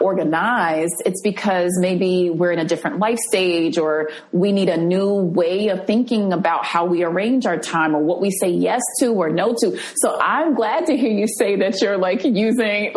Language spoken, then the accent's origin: English; New Jersey, United States; the apartment where I grew up in New Jersey